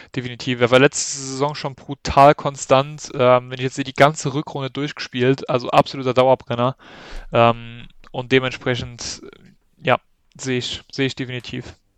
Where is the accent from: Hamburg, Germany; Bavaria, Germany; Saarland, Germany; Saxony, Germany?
Saarland, Germany; Saarländer schon